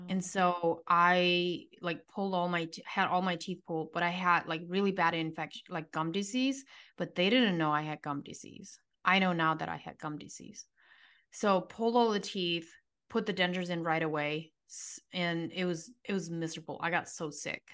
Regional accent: United States; now in Arizona, United States; I grew up in the strictest form of Amish community that you can grow up

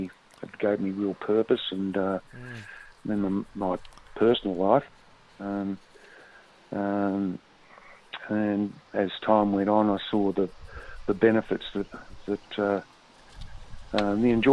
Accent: Melbourne, Victoria, Australia; I grew up around the Bentley

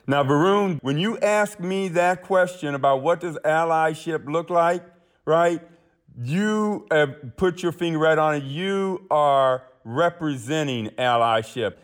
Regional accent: Akron, Ohio, United States; my hometown of Akron, Ohio

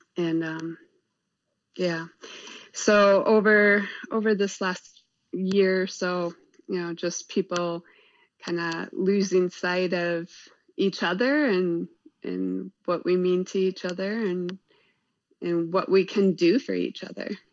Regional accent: Kewaskum, Wisconsin, United States; moved away as an adult; now in Oshkosh, United States; I actually grew outside up outside of Kewaskum, outside of uh, a unincorporated village, uh, Newfane

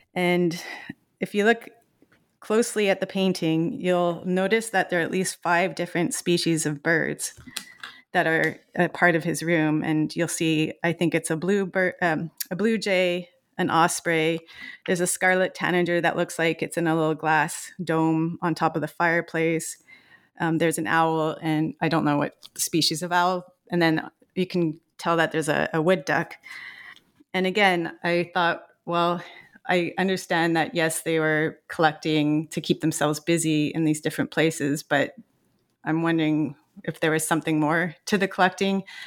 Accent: Montreal, Quebec, Canada; I grew up in Montreal, Quebec

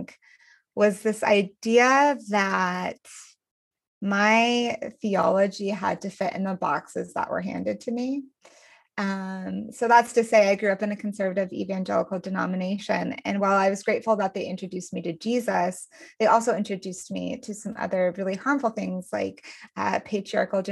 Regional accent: Denver, Colorado, United States; I am from Denver

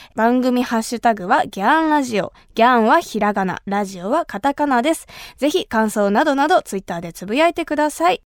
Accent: Kumamoto, Japan; accent: Kumamoto dialect; 熊本出身の

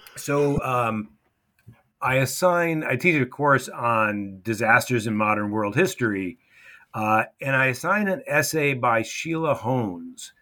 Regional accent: United States; moved away as an adult; also born or lived in Morocco; being an American at an American school

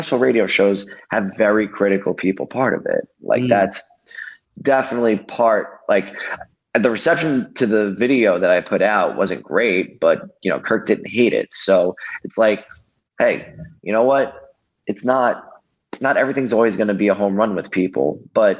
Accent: New York, United States; moved away; also born or lived in Pensacola, Florida / Providence; I'm a New Yorker.

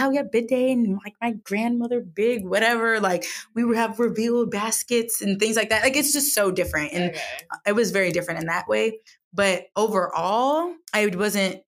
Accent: United States; I'm from the United States.

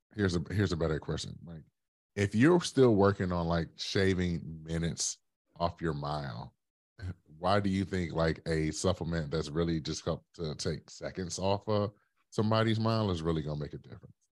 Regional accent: Detroit, Michigan, United States; born or raised there; now in Brooklyn, United States

